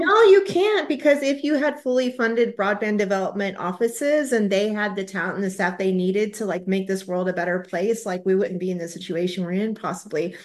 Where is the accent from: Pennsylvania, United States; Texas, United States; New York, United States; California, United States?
Texas, United States; as a Texan